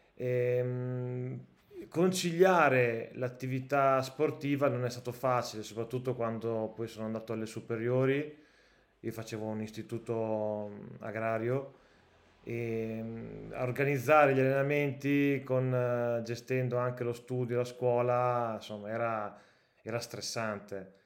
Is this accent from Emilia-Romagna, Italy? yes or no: yes; Cotignola, Emilia-Romagna, Italy; io sono di Cotignola, quindi veramente è un quarto d'ora da casa mia